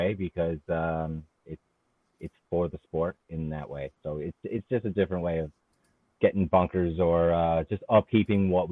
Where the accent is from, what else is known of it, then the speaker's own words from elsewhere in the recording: Brampton, Ontario, Canada; now in Cape Breton, Canada; Brampton, my hometown, where I was born